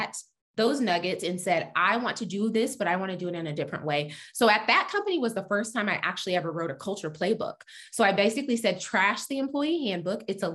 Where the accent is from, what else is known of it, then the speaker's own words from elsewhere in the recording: Texas, United States; I'm from Texas